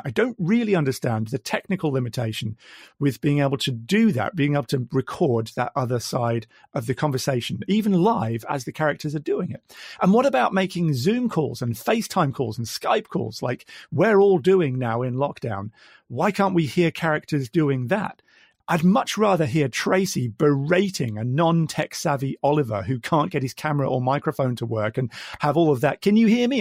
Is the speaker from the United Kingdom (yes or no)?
yes; Midlands, United Kingdom; now in Queensland, Australia; I've already said I'm from Australia, but originally I hail from the Midlands in the UK